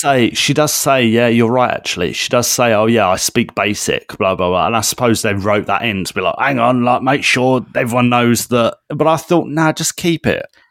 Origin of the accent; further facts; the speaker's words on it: United Kingdom; we're British